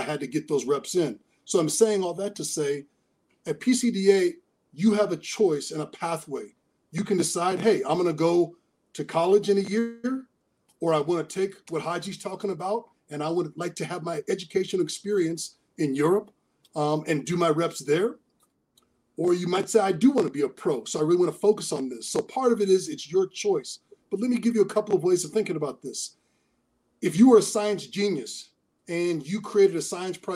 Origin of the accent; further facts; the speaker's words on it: Seattle, Washington, United States; me as a kid in Seattle